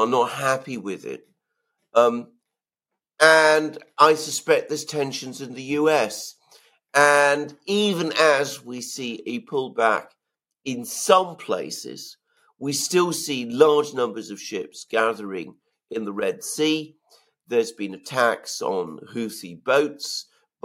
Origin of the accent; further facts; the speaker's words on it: United Kingdom; as a Briton